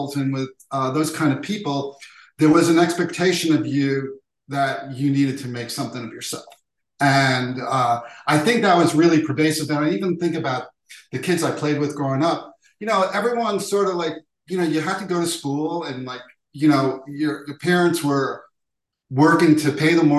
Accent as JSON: {"language": "English", "town": "New York City", "region": "New York", "country": "United States", "tie": "born or raised there", "also_born_or_lived": "Manhattan", "said": "I was born in a hospital in Manhattan, but I was raised in Queens"}